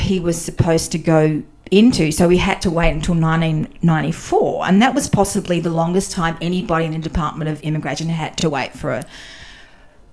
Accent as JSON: {"language": "English", "town": "Tatura", "region": "Victoria", "country": "Australia", "tie": "born or raised there", "also_born_or_lived": "Warrnambool, Victoria / Hong Kong / Ottawa / Ankara", "moved": "as an adult", "said": "I was born in Warrnambool on the beautiful South Victorian coast. And then I grew up in the Goulburn Valley"}